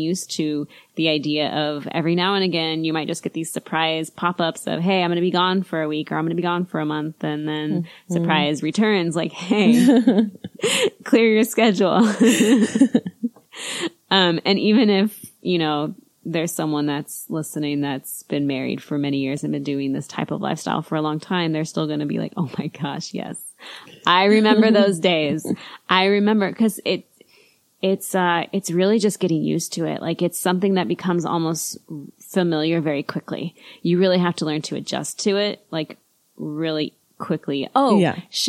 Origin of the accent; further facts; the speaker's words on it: United States; We're just American. I don't know. We live